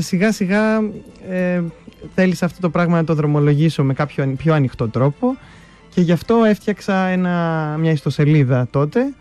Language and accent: Greek; Thessaloniki, Central Macedonia, Greece; μεγάλωσα εδώ στη Θεσσαλονίκη